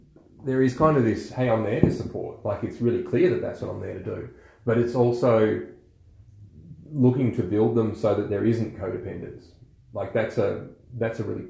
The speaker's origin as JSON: {"language": "English", "country": "Australia", "said": "We're Aussie blokes"}